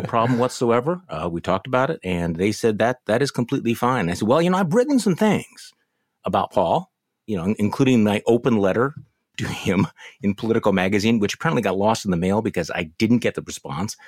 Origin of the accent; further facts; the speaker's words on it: Milwaukee, Wisconsin, United States; here in my hometown of Milwaukee